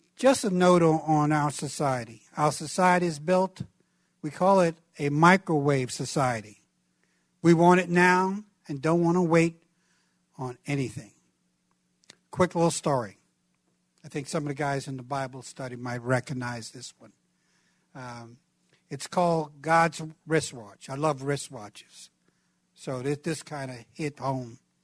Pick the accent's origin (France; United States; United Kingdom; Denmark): United States; New York City, New York; where I grew up in Brooklyn, New York.